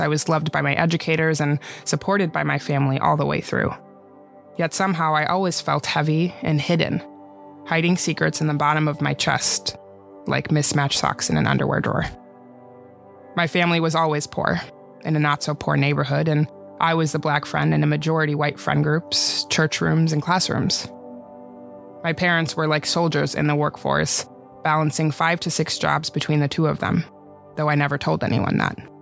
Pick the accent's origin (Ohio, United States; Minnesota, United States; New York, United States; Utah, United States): Minnesota, United States; White Bear Lake; English is a second language; We moved in with my grandparents on my mom's side in White Bear Lake, Minnesota